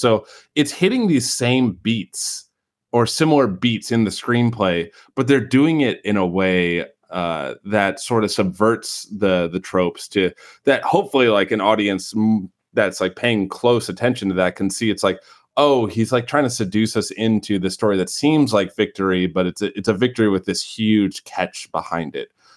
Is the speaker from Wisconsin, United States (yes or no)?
yes; Beloit, Wisconsin, United States; accent: Midwestern; there's a town near me called Beloit, or where I grew up called Beloit.